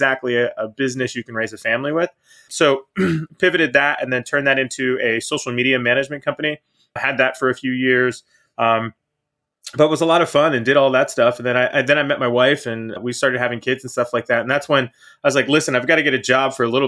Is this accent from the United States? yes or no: yes; Pittsburgh, Pennsylvania, United States; now in Florida, United States; I'm originally from Pittsburgh, Pennsylvania. So up north, northeast, nice cold place. It wasn't a bad place to grow up